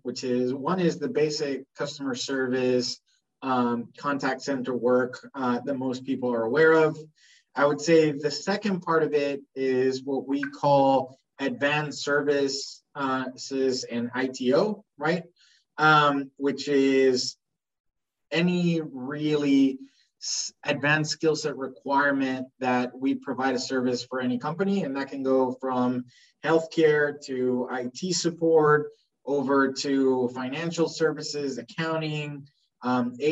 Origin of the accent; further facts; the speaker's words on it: Spain; moved away as an adult; now in Jamaica; I was born in Spain